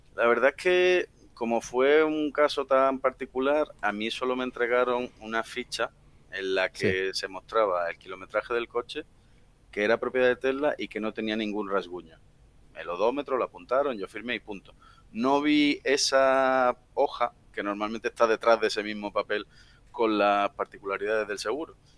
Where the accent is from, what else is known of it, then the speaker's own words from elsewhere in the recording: Seville, Andalusia, Spain; also born or lived in Madrid area, Spain; now in Madrid, Spain; yo soy de Sevilla del Sur y desde mi casa hasta casa de mis padres hay unos 540 kilómetros